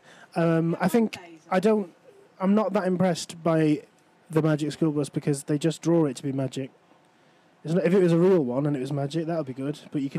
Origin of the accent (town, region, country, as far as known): Cheshire, North West England, United Kingdom